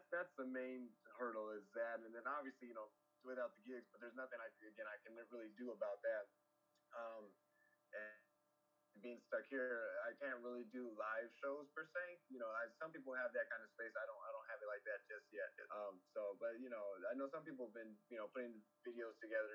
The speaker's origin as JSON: {"language": "English", "region": "California", "country": "United States", "tie": "born or raised there", "moved": "yes", "said": "I was born in California"}